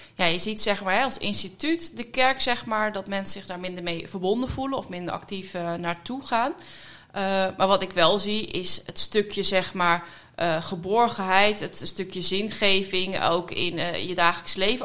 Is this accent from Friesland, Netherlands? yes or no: yes; Vrouwenparochie, Friesland, Netherlands; moved away as an adult; also born or lived in Groningen; now in The Hague, Netherlands; Ik ben eh, opgegroeid eh, in Friesland